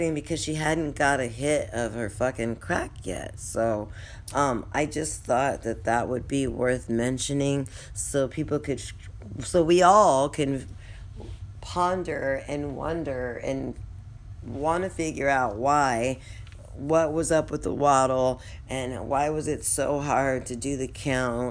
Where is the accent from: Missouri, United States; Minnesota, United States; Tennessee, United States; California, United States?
California, United States; now in New Orleans, United States; my hometown in California